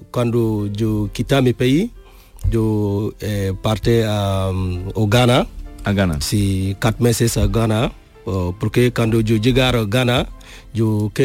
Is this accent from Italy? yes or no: no; Burkina Faso; Spanish is a second language; moved away as an adult; now in Spain; a mi país, Burkina Faso